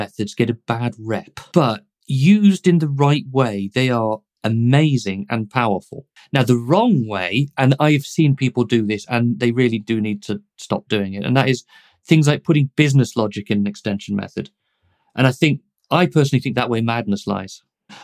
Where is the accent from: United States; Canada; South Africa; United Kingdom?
United Kingdom; because I'm British and we ask about the weather.